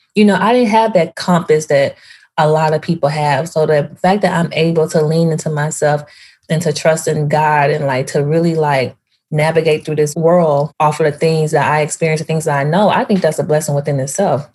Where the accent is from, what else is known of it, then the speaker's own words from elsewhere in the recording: Memphis, Tennessee, United States; moved away as an adult; also born or lived in Nashville, Tennessee; now in New York, United States; I grew up in Tennessee, Memphis, went to school there, went to college in Nashville.